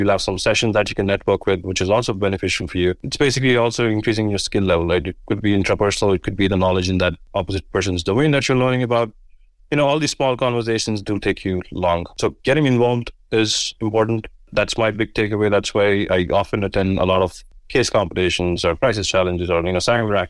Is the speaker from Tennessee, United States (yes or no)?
no; Florida, United States; My personal story behind it is I come from South Florida.